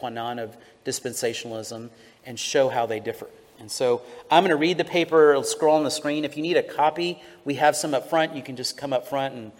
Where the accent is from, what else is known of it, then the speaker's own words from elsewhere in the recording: Houston, Texas, United States; I'm from Houston